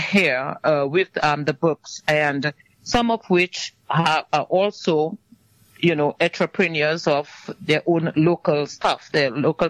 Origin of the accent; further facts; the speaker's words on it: Dominica; moved away as an adult; also born or lived in New Jersey, United States; now in United States; I emigrated from Dominica to the U.S. in 2004.